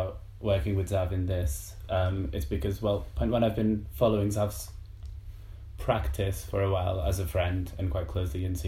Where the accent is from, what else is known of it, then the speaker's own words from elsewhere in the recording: Lisbon, Portugal; moved away as an adult; now in London, United Kingdom; so I'm also from Portugal, but mostly lived in Lisbon till I was 18, and then I moved to London in 2012